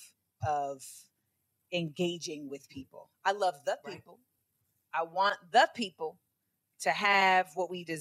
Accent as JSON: {"language": "English", "town": "Orlando", "region": "Florida", "country": "United States", "said": "I'm also from Orlando"}